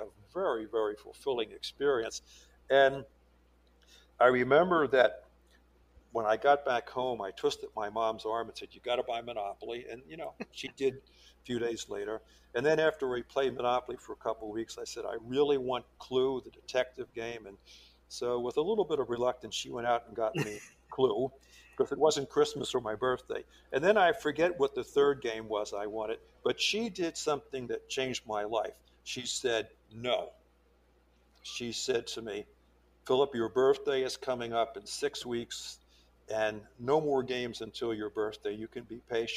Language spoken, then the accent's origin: English; Cape May County, New Jersey, United States; moved away; I grew up in Cape May County, New Jersey, which is about 30 miles south of Atlantic City